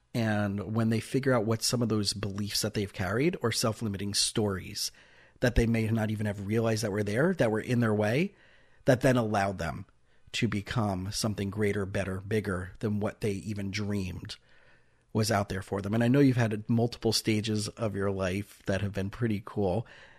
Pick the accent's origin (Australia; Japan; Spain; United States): United States; South Florida; also born or lived in Israel; I grew up in South Florida, and after high school, I spent 2 years in Israel